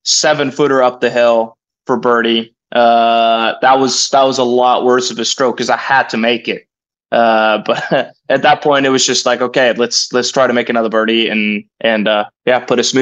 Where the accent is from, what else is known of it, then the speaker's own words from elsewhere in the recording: Norway; now in Stillwater, United States; You know, me growing up in Norway, this is home away from home. Been here for over 7 years now